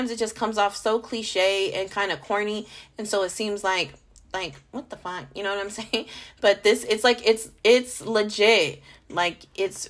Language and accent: English; California, United States; also born or lived in Las Vegas, Nevada; I'm not fucking from Vegas, I'm from California.